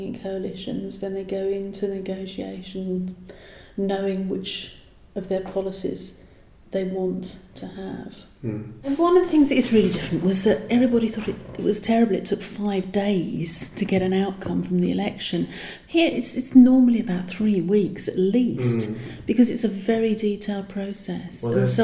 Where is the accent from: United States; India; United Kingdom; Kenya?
United Kingdom; England; moved away as an adult; now in Bonn, Germany; we live as an English household here